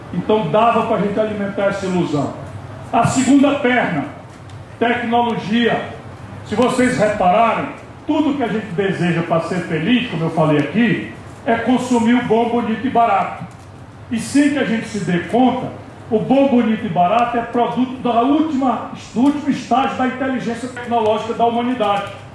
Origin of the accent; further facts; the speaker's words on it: sertão of the Northeast, Northeast Region, Brazil; esse chão seco, calcinado do sertão do Nordeste, onde eu fui criado